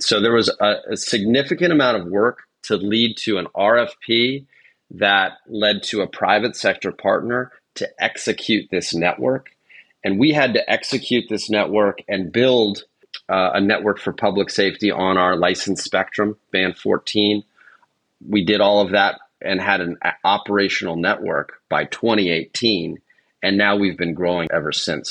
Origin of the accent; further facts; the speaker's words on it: Northern Virginia, United States; also born or lived in Ohio; So I'm from the DC area. I grew up in Northern Virginia